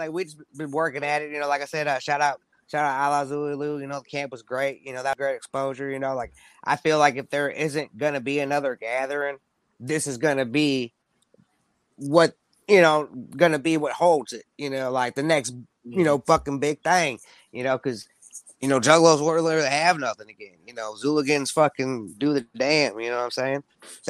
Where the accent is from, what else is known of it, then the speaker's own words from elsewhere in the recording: Midwest, United States; Because, you know, I'm from the Midwest, so, you know, there's the South, there's the East Coast, West Coast. You know, like, to me, you know, Midwest ain't got no coast